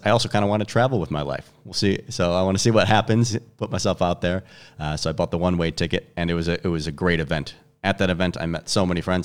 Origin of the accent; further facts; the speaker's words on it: Chicago, Illinois, United States; moved away as an adult; I'm from Chicago originally